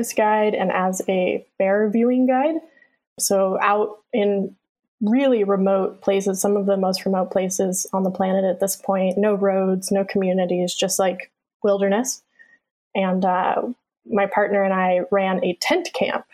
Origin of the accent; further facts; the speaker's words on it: Anchorage, Alaska, United States; I was born in Anchorage and grew up in East Anchorage